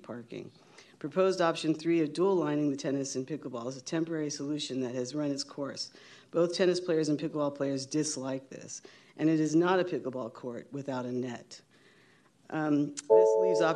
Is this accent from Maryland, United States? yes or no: no; San Francisco, California, United States; I was born and raised in San Francisco, so I know it pretty well